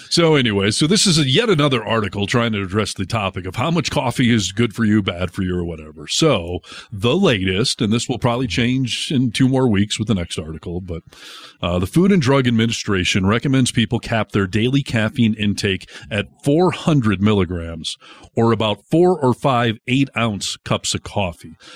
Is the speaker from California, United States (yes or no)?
yes; California, United States; As a Californian